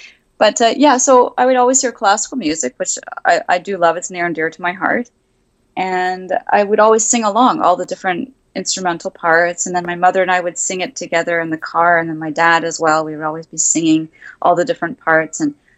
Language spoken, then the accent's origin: English; Canada; Oh, yes, absolutely.